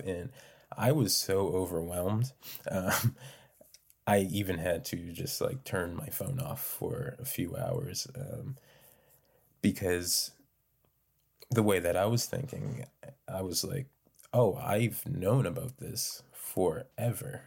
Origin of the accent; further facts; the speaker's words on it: North Preston, Nova Scotia, Canada; I'm from North Preston